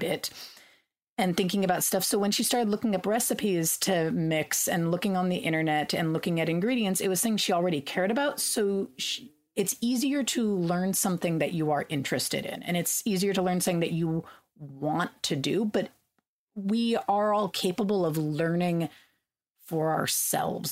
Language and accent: English; California, United States; I grew up in California